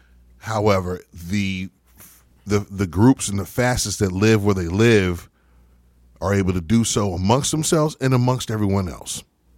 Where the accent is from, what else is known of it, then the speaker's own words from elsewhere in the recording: Atlanta, Georgia, United States; but for 17 years I lived in Atlanta, and I grew up initially in Atlanta.